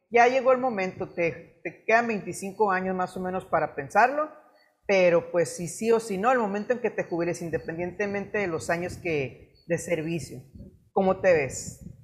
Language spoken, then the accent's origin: Spanish; Mexico; como mexicanos no tenemos una buena cultura del ahorro